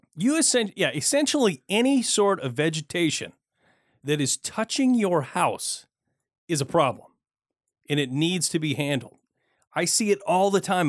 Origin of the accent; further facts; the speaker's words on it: Michigan, United States; now in Portland, United States; I grew up in Michigan